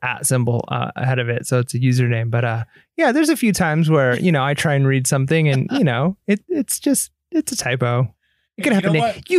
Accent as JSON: {"language": "English", "region": "England", "country": "United Kingdom", "said": "because I'm an English guy"}